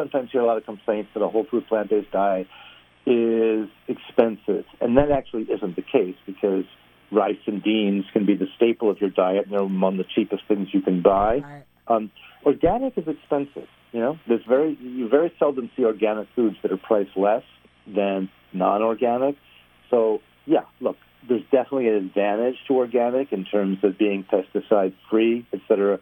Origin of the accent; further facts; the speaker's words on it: New York, United States; accent: New York; moved away as an adult; now in Los Angeles, United States; I'm from New York